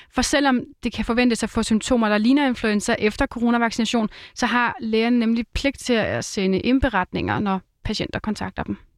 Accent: Roskilde area, Zealand, Denmark; Nu er jeg jo fra Roskilde området

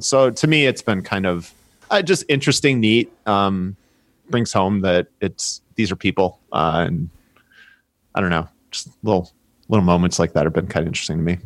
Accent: Chicago, Illinois, United States; I'm from Chicago

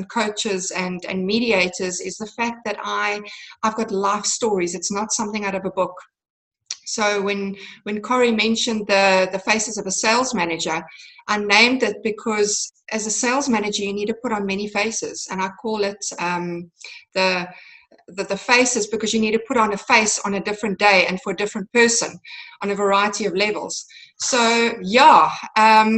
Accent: Cape Town, Western Cape, South Africa; I'm from South Africa, Cape Town, South Africa, and born and bred

